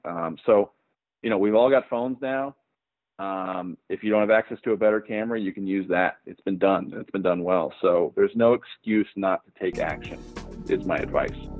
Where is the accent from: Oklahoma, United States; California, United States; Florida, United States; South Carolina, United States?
Oklahoma, United States; I'm from Oklahoma. Um, you know, there's not a lot of uh, film presence here, or, or wasn't when I was growing up.